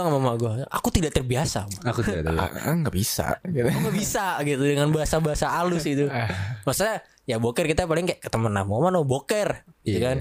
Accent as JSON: {"language": "Indonesian", "region": "Jakarta", "country": "Indonesia", "tie": "born there", "said": "soalnya mah gue uh, lahir di Jakarta"}